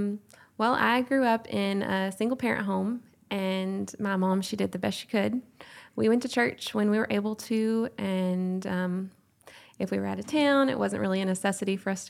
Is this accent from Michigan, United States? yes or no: no; Longview, Texas, United States; I'm from the Longview-Hallsville area.